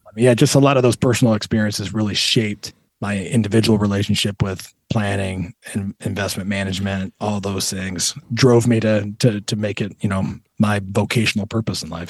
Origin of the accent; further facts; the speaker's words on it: Toledo, Ohio, United States; also born or lived in Southern California; I consider Toledo home.